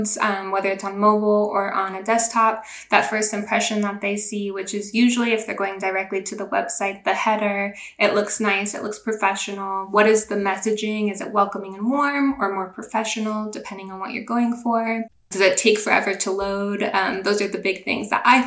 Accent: Seattle, Washington, United States; moved away as an adult; now in North Carolina, United States; I'm actually from the Seattle area. That's where I grew up.

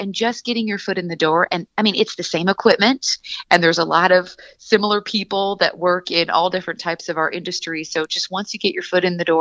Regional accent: Seattle, Washington, United States; moved away as an adult; also born or lived in Santa Barbara, California; born and raised in Seattle, Washington

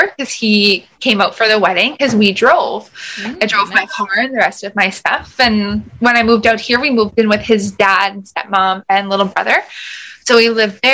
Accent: Thunder Bay, Ontario, Canada; moved away as an adult; now in Alberta, Canada; I grew up in Thunder Bay, Ontario

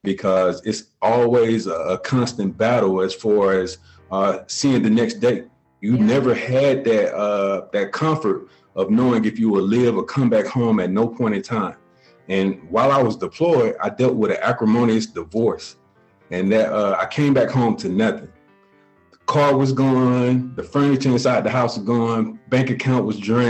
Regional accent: Columbus, Georgia, United States; now in Clarksville, United States; I'm originally from Columbus, Georgia, currently reside in Clarksville, Tennessee

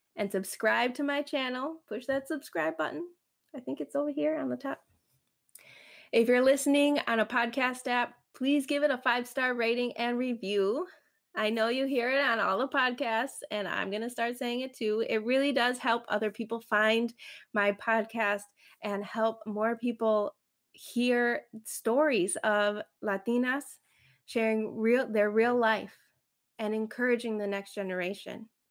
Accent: Chicago, Illinois, United States; first language Spanish; English is a second language; we were living in the suburbs of Chicago, close to Indiana. I grew up in the suburbs

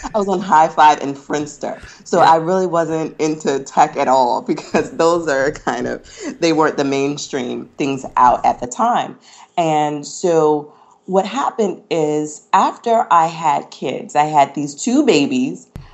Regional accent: North Carolina, United States; also born or lived in Pennsylvania / Tennessee; I'm originally from North Carolina. Um, I grew up here, but at the age of 14, I went to Pine Forge Academy

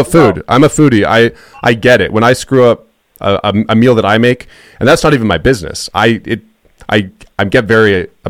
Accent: Canada; No, I'm just a Canadian that prank calls people when I stream.

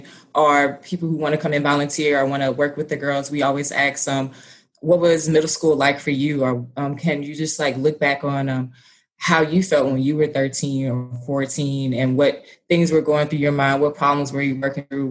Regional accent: Baton Rouge, Louisiana, United States; moved away as an adult; also born or lived in Monroe, Louisiana; now in Houston, United States; I'm Baton Rouge, born and raised

